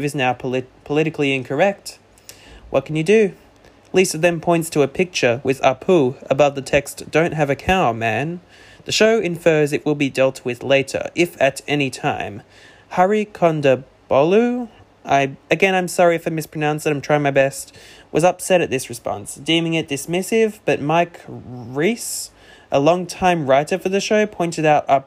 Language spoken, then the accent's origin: English; Australia; I'm Australian